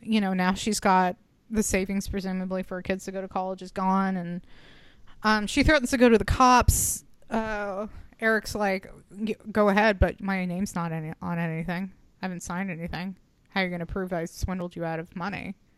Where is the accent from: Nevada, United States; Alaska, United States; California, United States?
Nevada, United States; Reno; I was born in Reno.